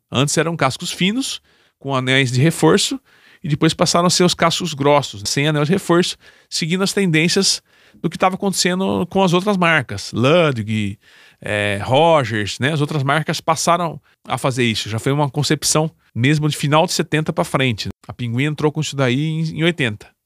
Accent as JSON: {"language": "Portuguese", "town": "Campinas", "region": "São Paulo", "country": "Brazil", "said": "sou da cidade de Campinas, São Paulo."}